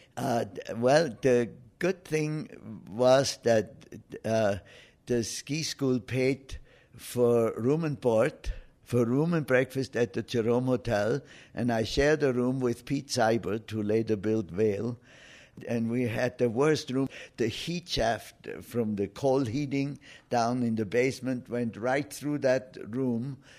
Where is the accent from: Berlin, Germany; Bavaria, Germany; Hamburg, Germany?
Bavaria, Germany; Oberstaufen; moved away as an adult; my hometown of Oberstaufen